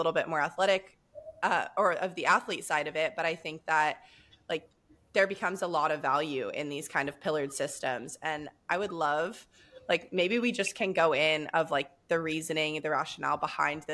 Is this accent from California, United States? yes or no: yes; Southern California, United States; I'm born and raised in Southern California